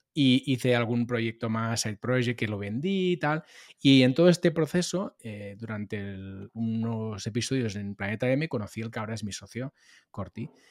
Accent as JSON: {"language": "Spanish", "town": "Molins de Rei", "region": "Catalonia", "country": "Spain", "tie": "born or raised there", "said": "hice algún programa de radio en la radio local de, mi pueblo, de Molins de Rey. Yo soy nacido en Molins de Rey, eh, cerca de Barcelona"}